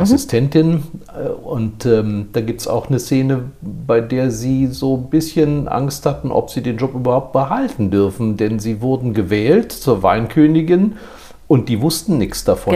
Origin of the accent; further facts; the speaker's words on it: Rhineland, Germany; ich bin Rheinländer